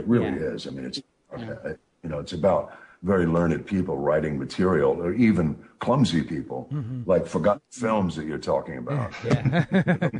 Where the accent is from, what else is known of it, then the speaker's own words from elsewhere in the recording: New York, United States; I'm from New York